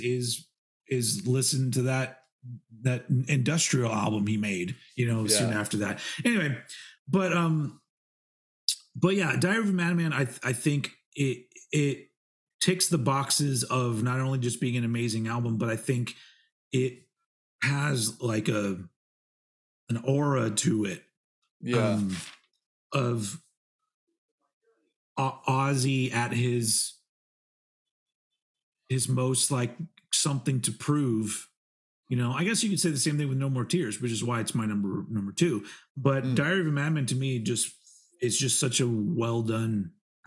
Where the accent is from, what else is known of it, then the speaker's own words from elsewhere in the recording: United States; I'm American.